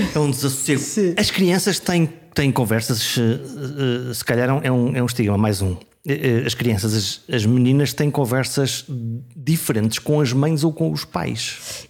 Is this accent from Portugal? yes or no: yes; Viana do Castelo, Norte, Portugal; eu sou do Norte, eu sou de Viana do Castelo